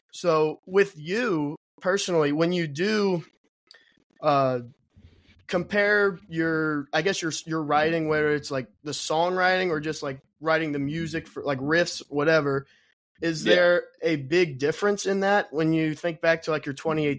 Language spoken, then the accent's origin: English; Kentucky, United States; moved away; also born or lived in Texas; I'm from Kentucky. So I moved out there